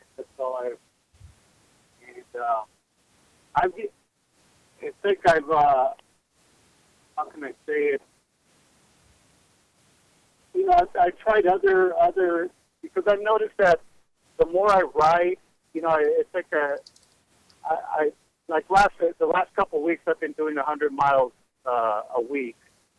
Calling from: New Mexico, United States; Well, how are you doing, Linda? I'm over from New Mexico.

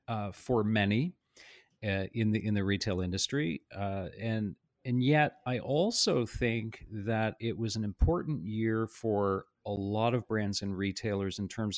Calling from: Toronto, Ontario, Canada; I'm in our offices in Toronto today.

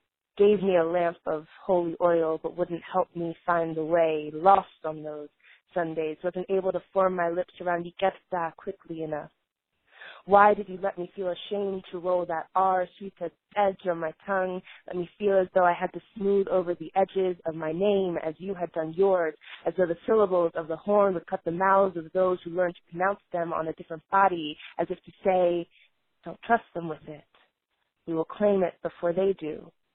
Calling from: Colorado Springs, Colorado, United States; I'm calling from Colorado Springs, Colorado

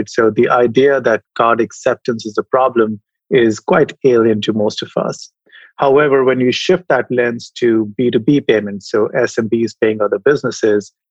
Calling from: San Francisco, California, United States; I am in San Francisco today. I'd love to say sunny San Francisco, but today is a little bit uh, drab.

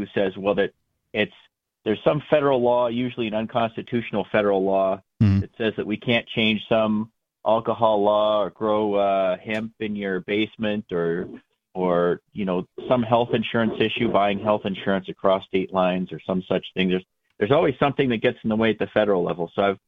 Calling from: Merrimack, New Hampshire, United States; Calling from Merrimack, New Hampshire.

